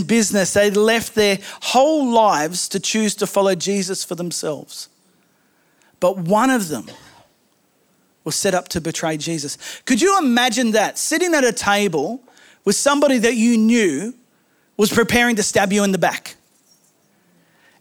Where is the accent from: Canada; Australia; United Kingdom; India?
Australia; I am Australian